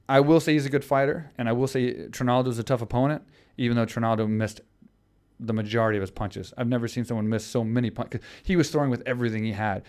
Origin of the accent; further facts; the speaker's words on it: Houston, Texas, United States; In Houston, yeah, against my hometown crowd